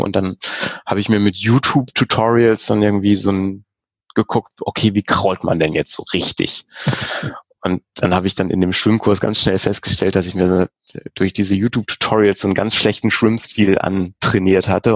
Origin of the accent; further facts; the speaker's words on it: Hamburg, Germany; Also es ist ja auch so meine Heimatstadt, da irgendwie in der Alster zu schwimmen